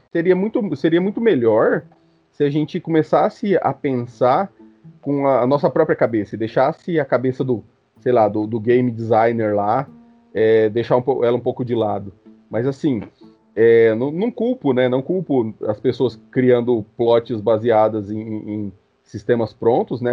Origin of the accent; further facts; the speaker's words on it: Mato Grosso, Brazil; Eu nasci no centro-oeste né, do, do, do Brasil, nasci no Mato Grosso